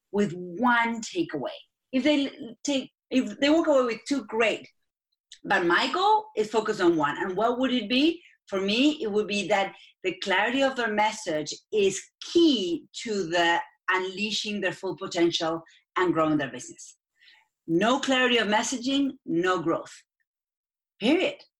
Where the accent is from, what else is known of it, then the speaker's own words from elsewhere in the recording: Argentina; accent: Argentine; English is a second language; moved away as an adult; now in United States; I am from Argentina. That's where my accent is from.